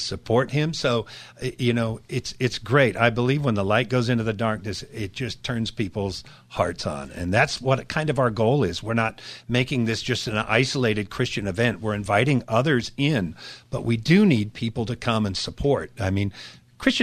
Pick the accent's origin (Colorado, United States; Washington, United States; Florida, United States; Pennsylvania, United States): Washington, United States; Seattle; I grew up in Seattle